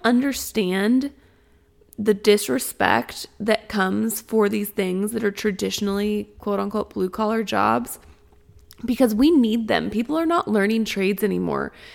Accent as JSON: {"language": "English", "town": "Springfield", "region": "Missouri", "country": "United States", "tie": "born or raised there", "said": "I come from Springfield, Missouri, and the high school I went to was on the more industrial side of town."}